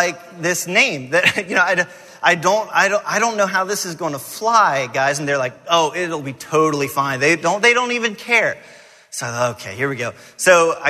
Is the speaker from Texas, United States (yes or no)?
no; Atlanta, Georgia, United States; I grew up in Atlanta